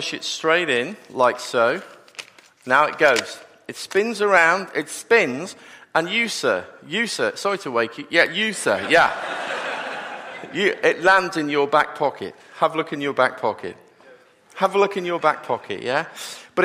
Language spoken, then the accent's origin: English; Liverpool, North West England, United Kingdom; I am actually from Liverpool